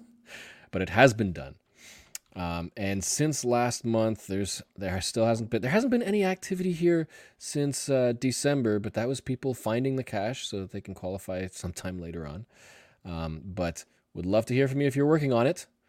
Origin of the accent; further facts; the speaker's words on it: Canada; I'm Canadian.